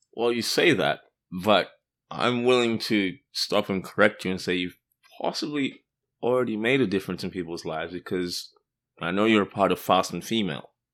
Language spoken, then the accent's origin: English; Australia; moved away; I grew up in Australia, as you may have guessed from the accent.